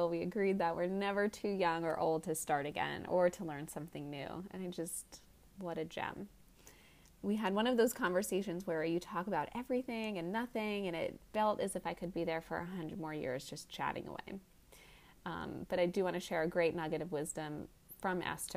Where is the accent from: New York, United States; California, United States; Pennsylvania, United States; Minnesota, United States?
New York, United States; Being a New Yorker